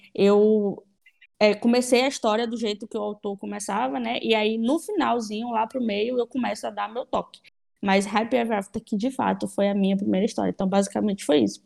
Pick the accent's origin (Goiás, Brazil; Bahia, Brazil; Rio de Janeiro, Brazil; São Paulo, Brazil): Bahia, Brazil; Salvador; also born or lived in Madrid; tenho 27 anos, sou de Salvador, Bahia, sou jornalista